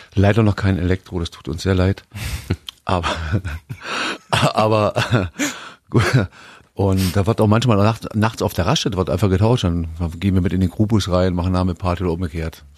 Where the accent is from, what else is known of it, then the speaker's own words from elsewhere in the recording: East Germany, Germany; Ich komme aus dem Osten.